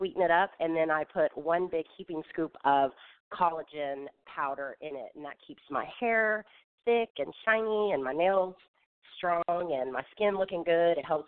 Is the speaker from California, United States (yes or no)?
yes; California, United States; born there; also born or lived in Tulsa; now in Atlanta, United States; Originally, I was born in California, but I've lived all over the United States, and then I relocated to Atlanta from Tulsa, Oklahoma.